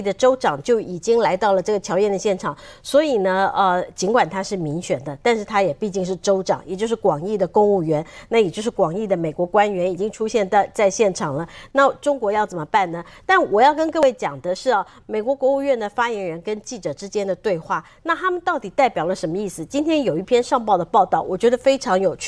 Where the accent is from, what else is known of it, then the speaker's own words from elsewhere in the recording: Taiwan; 我们台湾人自己非常努力